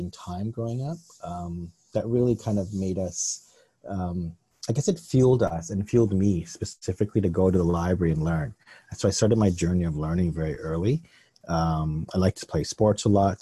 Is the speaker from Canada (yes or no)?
yes; Canada; I grew up in Canada in the early 70s here